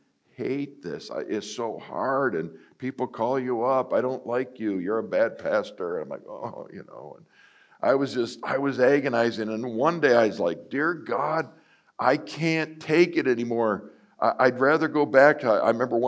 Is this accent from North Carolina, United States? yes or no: no; Buffalo, New York, United States; I grew up in Buffalo, New York